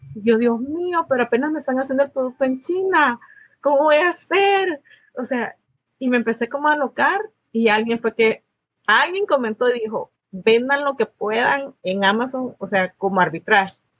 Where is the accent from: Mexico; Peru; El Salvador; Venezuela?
El Salvador; moved away as an adult; now in United States; soy del Salvador, Vine a Estados Unidos en el 2015